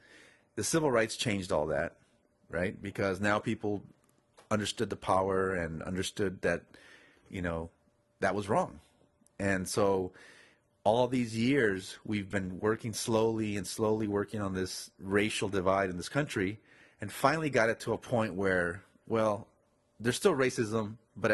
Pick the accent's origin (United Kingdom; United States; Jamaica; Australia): United States; And to say that in this country I can't go places, even though I'm an American